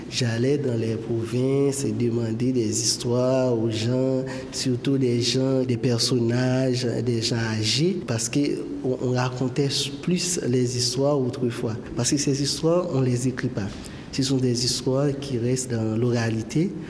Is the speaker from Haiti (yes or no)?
yes; Haiti; On a grandi en Haïti, on sait ce que ça veut dire.